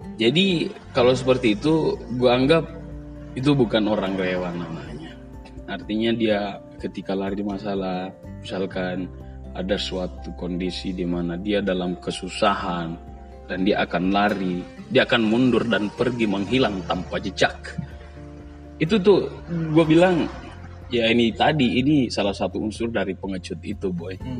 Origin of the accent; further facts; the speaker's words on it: Jakarta, Indonesia; now in Makassar, Indonesia; selaku pendatang juga di sini kan, gua kan aslinya dari Jakarta